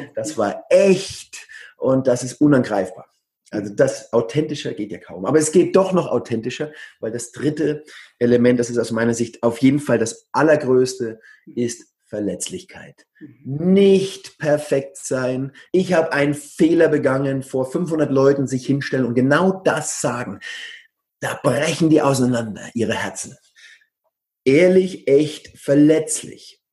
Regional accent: Coburg, Bavaria, Germany; moved away as an adult; also born or lived in Bamberg / Berlin; now in Barcelona, Spain; Ich bin Oberfranke aus Coburg. Da kennt ihr die Hook. Da bin ich her ursprünglich

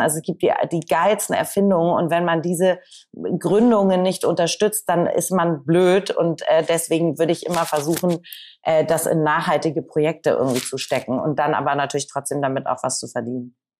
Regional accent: Hamburg, Germany; Ich komme ja aus Hamburg

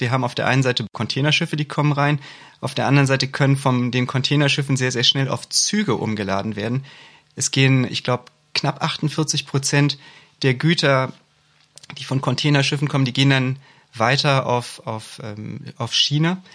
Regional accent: Hamburg, Germany; Als Hamburger

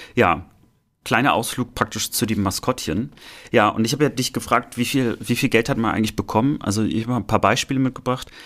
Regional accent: East Germany, Germany; mit uns sozusagen aufgewachsen sind im Osten

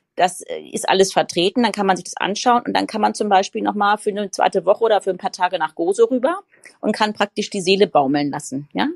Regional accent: Frankfurt, Hesse, Germany; ich komme ja aus Frankfurt, lebe mitten in Frankfurt.

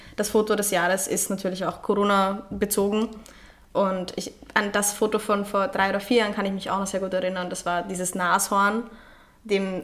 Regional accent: Austria; also born or lived in Vienna; Bei uns in Österreich

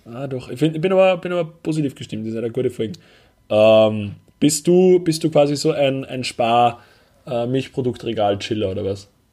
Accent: Upper Austria, Austria; moved away; bei uns in Oberösterreich

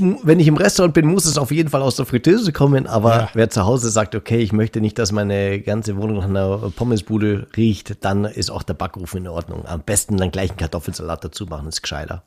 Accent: Bavaria, Germany; bei uns in Bayern

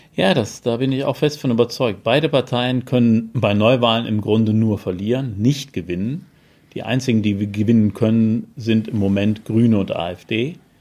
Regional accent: Cologne, North Rhine-Westphalia, Germany; moved away; der schönen Stadt Köln, aus der ich ja gebürtig komme

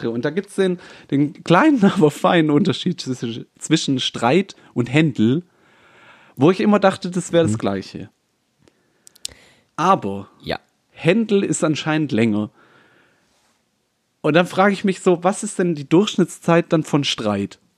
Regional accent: Baden-Württemberg, Germany; Äh also, also wir kommen ja aus dem Schwäbischen

